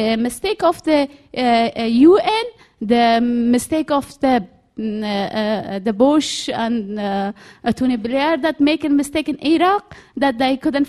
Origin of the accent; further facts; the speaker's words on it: Afghanistan; now in United Kingdom; I'm from Afghanistan.